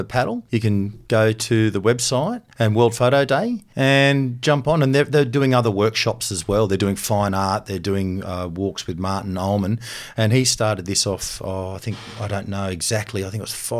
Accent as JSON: {"language": "English", "town": "Canberra", "region": "Australian Capital Territory", "country": "Australia", "said": "yes, I am"}